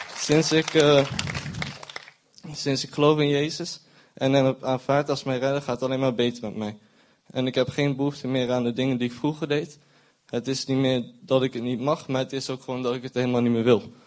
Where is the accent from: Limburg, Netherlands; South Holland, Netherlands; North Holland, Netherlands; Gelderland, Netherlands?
Gelderland, Netherlands; Zutphen; moved away as an adult; now in Arnhem, Netherlands; Ik woon sinds eh, vier maanden in Arnhem, maar ben eh, geboren in Zutphen.